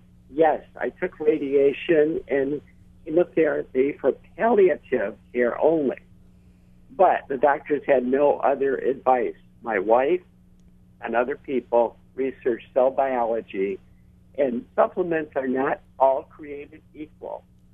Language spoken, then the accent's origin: English; Michigan, United States; I'm a psychologist from Michigan. I work with my wife, who's a family doctor.